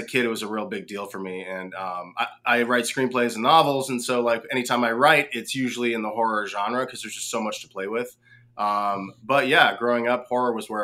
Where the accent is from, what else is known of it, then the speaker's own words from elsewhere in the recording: West Coast, United States; now in Woodstock, United States; I grew up without basements on the West Coast